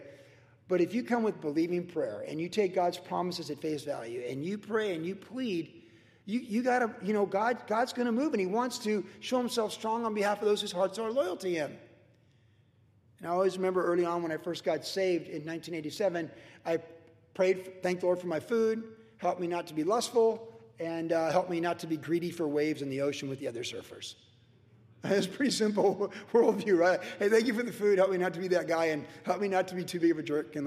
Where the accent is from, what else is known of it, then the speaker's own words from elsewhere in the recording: United States; We are a land of opportunity, and we're blessed